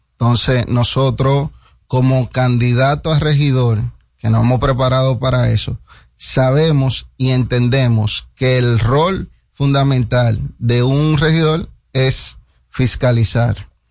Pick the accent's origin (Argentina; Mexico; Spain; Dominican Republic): Dominican Republic; 100% dominicano